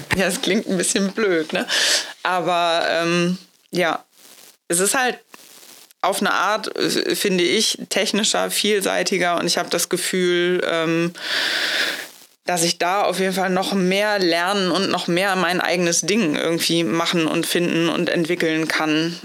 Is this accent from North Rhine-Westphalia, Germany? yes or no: no; Hamburg, Germany; moved away; das ist ja meine Heimatstadt. Da war ich aber schon weg äh, aus Hamburg schon was länger.